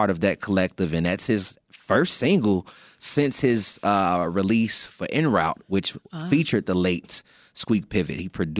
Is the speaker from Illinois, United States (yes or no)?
yes; Chicago, Illinois, United States; I'm from the West Side